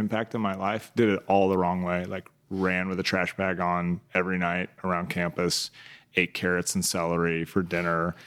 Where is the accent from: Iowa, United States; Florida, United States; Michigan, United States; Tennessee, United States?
Iowa, United States; Council Bluffs; moved away; grew up in Council Post, Iowa